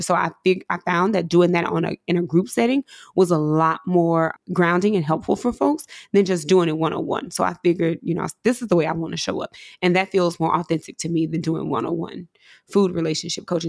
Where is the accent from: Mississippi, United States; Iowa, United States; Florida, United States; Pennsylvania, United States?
Mississippi, United States; coming from where I'm from, growing up in Mississippi